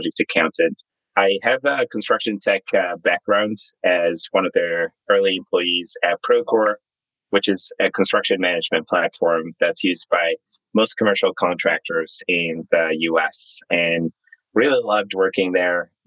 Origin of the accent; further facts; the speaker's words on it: Zimbabwe; moved away as an adult; also born or lived in New York; now in United States; I was born and raised in Zimbabwe